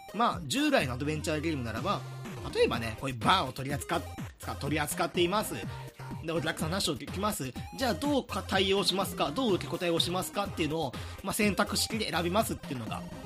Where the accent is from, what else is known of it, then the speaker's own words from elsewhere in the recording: Hyogo, Japan; 兵庫出身